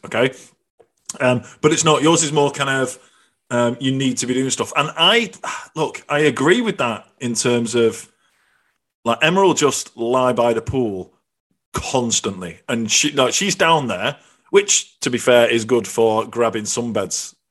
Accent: the north of England, United Kingdom; now in Ireland; I've got two Scottish parents. I come from Northern England and I live in Ireland

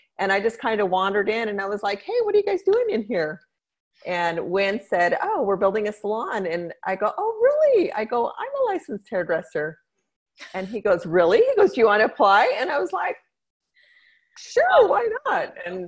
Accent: Idaho Falls, Idaho, United States; born there; also born or lived in Mexico; I was born in Idaho Falls, Idaho.

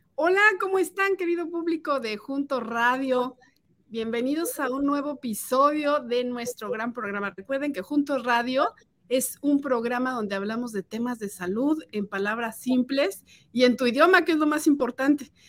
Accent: Mexico; now in United States; yo soy de México

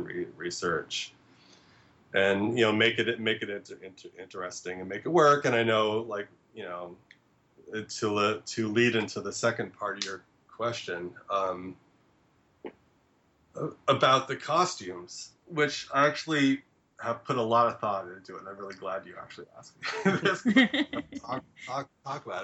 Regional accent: New England, United States; moved away as an adult; now in Brooklyn, United States; I grew up in New England.

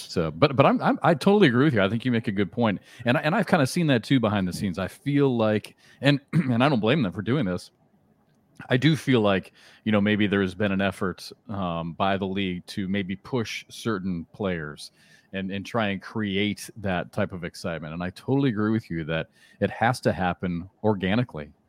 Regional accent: Iowa, United States; moved away; I'm from Iowa

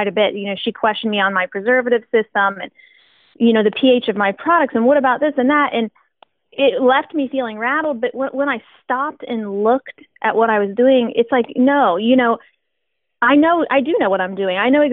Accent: West Chester, Ohio, United States; also born or lived in Oberlin Springs, Ohio; we were born and raised in Westchester, Ohio

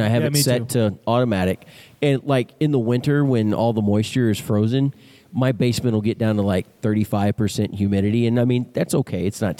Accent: Texas, United States; Yeah. Well, of course. I'm from Texas. It's the way we, same thing we do with our TVs.

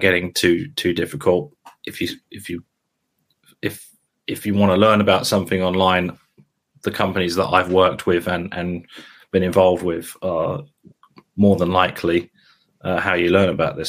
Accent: St Albans, East of England, United Kingdom; moved away as an adult; now in Norwich, United Kingdom; I was originally from a town called St. Albans

